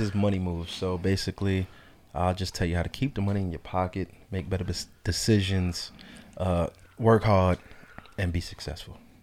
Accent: North Carolina, United States; also born or lived in New York; I was born in New York, uh, raised in North Carolina

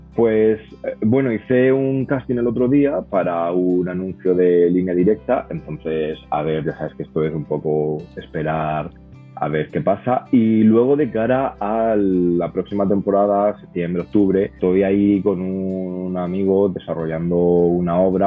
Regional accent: Murcia, Region of Murcia, Spain; moved away as an adult; also born or lived in United States / Dublin, Ireland; now in Madrid, Spain; yo estudié traducción e interpretación en la Universidad de Murcia, como te has dicho, de donde vengo

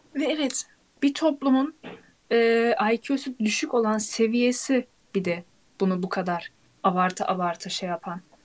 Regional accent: Turkey; biz hala Türkiye'yiz

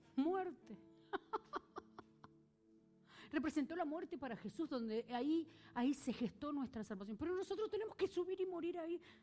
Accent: Argentina; yo soy argentina

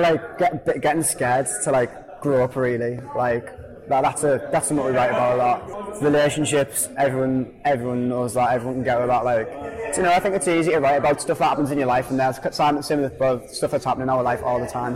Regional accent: Hartlepool, North East England, United Kingdom; we're a band from Hartlepool.

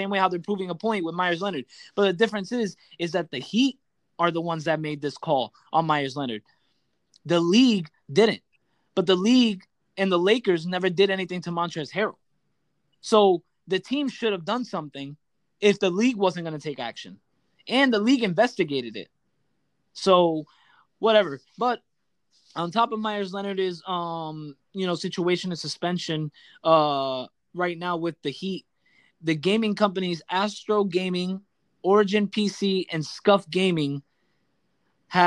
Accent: Puerto Rico; I'm Puerto Rican

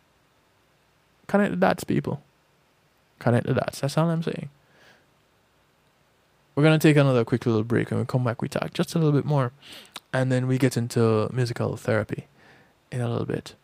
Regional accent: Jamaica; now in United States; I grew up in Jamaica

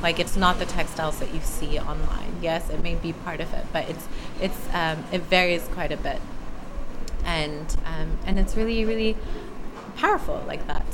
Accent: United States; accent: American; also born or lived in Missouri / South Africa; have an American accent

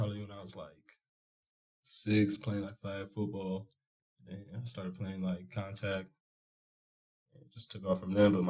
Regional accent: Stow, Ohio, United States; I'm from Stowe, Ohio. Been there my whole life

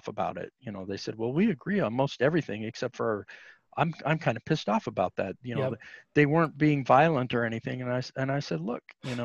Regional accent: Utah, United States; I was raised in Utah back in the day when it was a Bible Belt state and everything was closed on Sunday.

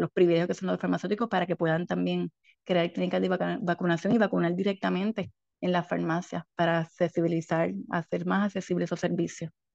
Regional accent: San Germán, Puerto Rico; moved away as an adult; now in Ponce, Puerto Rico; soy natural del pueblo de San Germán y ahora soy hija ponceña porque llevo más de 20 años en Ponce

